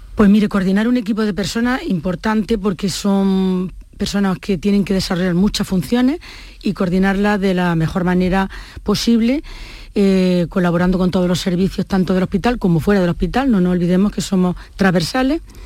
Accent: Córdoba, Andalusia, Spain; also born or lived in Jaén; yo me vine muy pequeña a Córdoba

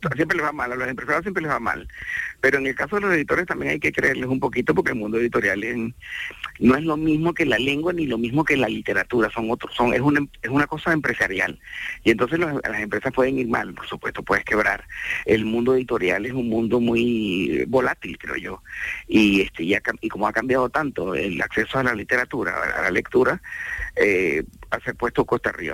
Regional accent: Venezuela

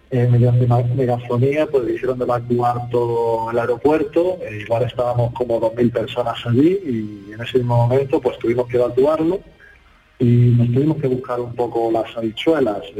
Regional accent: Zaporizhzhia, Zaporizhzhia Oblast, Ukraine; Spanish is a second language; Nosotros somos de Zaporozhye

